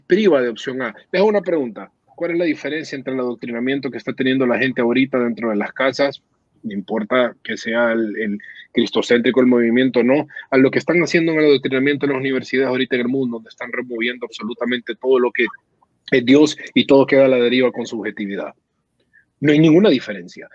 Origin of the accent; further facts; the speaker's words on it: Honduras; moved away; yo me fui hace años de Honduras